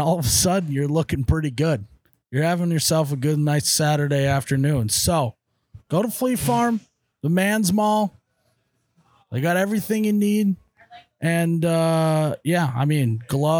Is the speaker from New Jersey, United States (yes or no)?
no; North Dakota, United States; I'm from North Dakota.